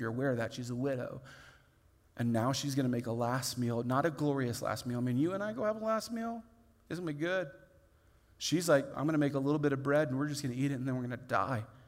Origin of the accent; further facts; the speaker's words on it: Indiana, United States; I grew up in Indiana where what we visually could look at was corn